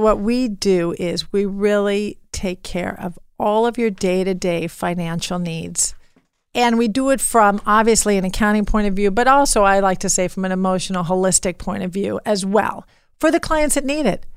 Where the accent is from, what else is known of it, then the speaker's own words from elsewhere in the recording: Beverly Hills, California, United States; growing up in Beverly Hills